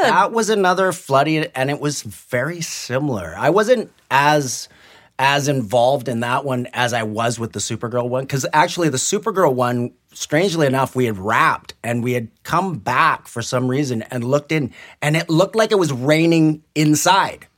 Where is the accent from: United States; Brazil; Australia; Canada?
Canada; Burnaby, British Columbia; also born or lived in Vancouver / New Westminster; I was born in Vancouver, and I was brought up in New West and Burnaby